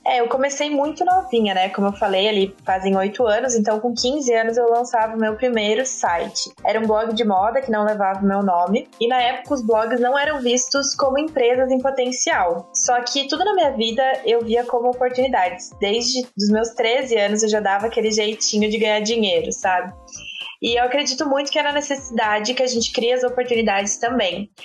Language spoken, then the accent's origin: Portuguese; Pato Branco, Paraná, Brazil; eu sou do interior do Paraná, de uma cidade chamada Pato Branco